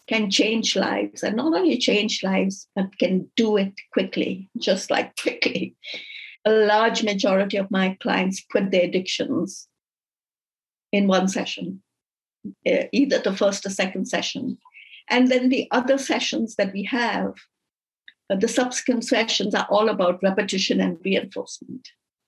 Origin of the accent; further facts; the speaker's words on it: India; also born or lived in Dubai; now in Canada; growing up in India, I grew up Catholic.